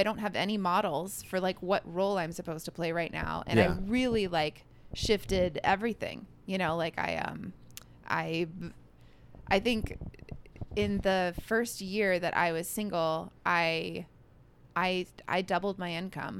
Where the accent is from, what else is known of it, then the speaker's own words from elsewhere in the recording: California, United States; moved away as an adult; also born or lived in Colorado / Martha's Vineyard / Nashville / Minnesota; I like grew up in California, but I was like born in Colorado. I went to college in Nashville.